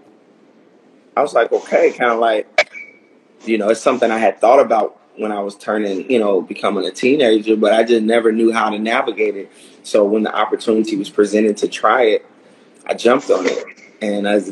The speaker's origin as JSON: {"language": "English", "town": "Chicago", "region": "Illinois", "country": "United States", "tie": "born or raised there", "moved": "yes", "lives_now": "Los Angeles, United States", "said": "Born and raised, South Side of Chicago"}